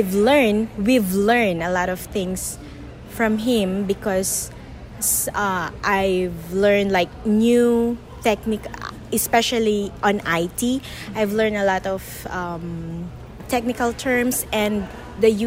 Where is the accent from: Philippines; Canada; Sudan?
Philippines; moved away as an adult; now in Cayman Islands; I am a Filipino and I cannot work in an office here right away